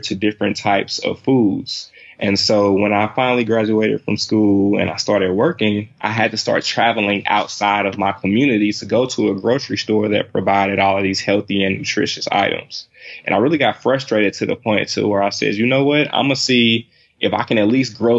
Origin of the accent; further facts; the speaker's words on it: St. Louis, Missouri, United States; I'm from, actually born and raised in St. Louis, Missouri